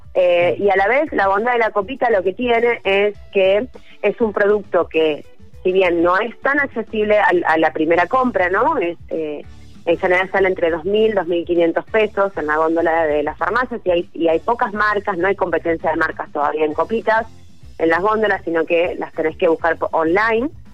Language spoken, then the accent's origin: Spanish; Argentina; nuestro país